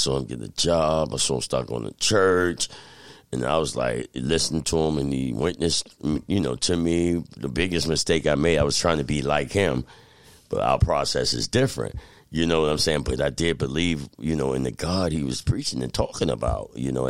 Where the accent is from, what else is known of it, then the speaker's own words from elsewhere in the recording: Albany, New York, United States; born there; In fact, I was born here in Albany.